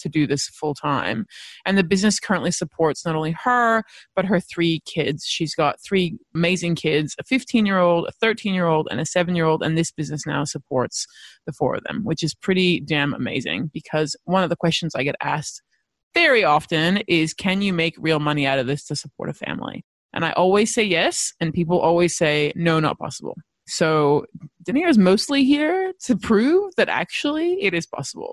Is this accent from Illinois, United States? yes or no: no; Los Angeles, California, United States; moved away; I grew up in Los Angeles